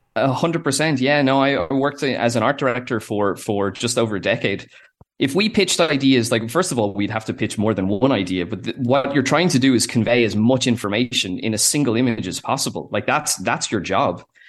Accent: Ireland; they are Irish the way we are

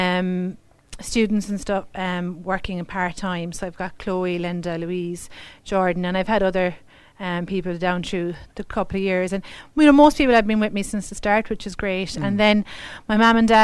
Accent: Mitchelstown, Munster, Ireland; also born or lived in Limerick; I consider Mitchelstown my hometown

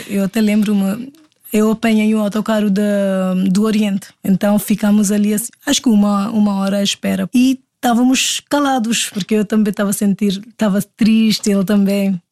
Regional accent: Delhi, India; Portuguese is a second language; moved away as an adult; now in Portugal; eu sou indiana. Eu sou da Delhi, Índia.

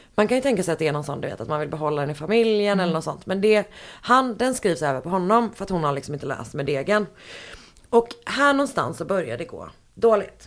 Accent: Gothenburg, Västra Götaland, Sweden; moved away; hemma i Göteborg

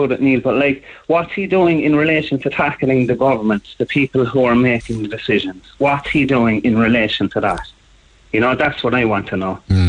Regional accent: Ireland; I'm Irish

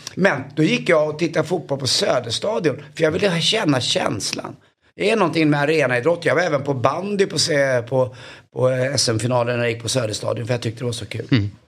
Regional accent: Stockholm, Stockholm County, Sweden; jag är uppvuxen borta på Karlavägen här runt hörnan i, i Stockholm

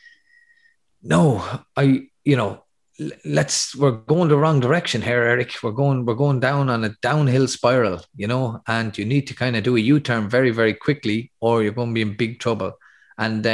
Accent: Athy, Leinster, Ireland; my hometown of Athy

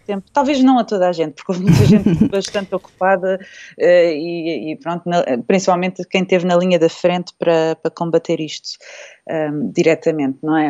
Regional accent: Terceira Island, Azores, Portugal; moved away; a Ilha Terceira foi onde eu cresci

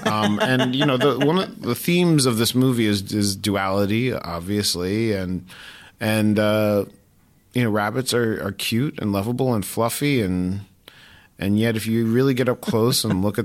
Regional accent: New York, United States; I grew up in New York.

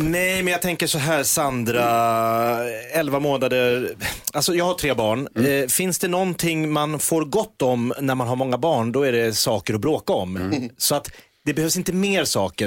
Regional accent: Järfälla, Stockholm County, Sweden; jag var ju då från Sångvägen i Jakobsberg där jag och Mikael Persbrandt växte upp ihop

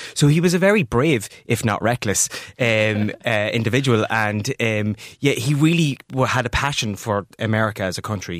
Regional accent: County Louth, Ireland; Yeah, so I'm from Louth originally

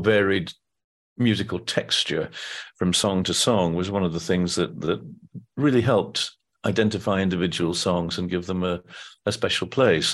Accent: Blackpool, North West England, United Kingdom; slightly difficult relationship with Blackpool growing up

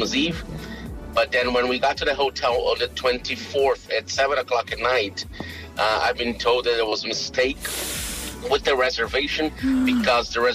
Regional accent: Brazil; moved away as an adult; I'm from Brazil. About 10 years ago we were still living in Brazil

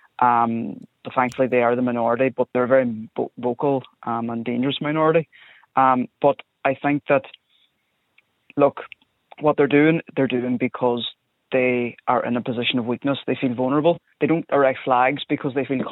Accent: Irish border, Ireland; I grew up along the border

